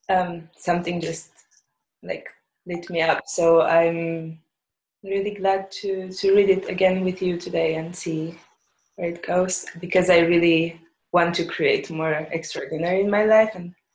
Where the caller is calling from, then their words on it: Berlin, Germany; I'm calling from Berlin right now